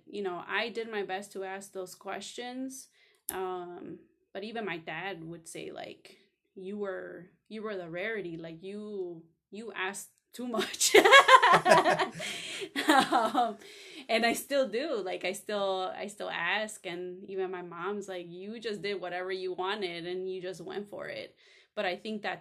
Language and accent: English; Cicero, Illinois, United States; I grew up in Cicero, Illinois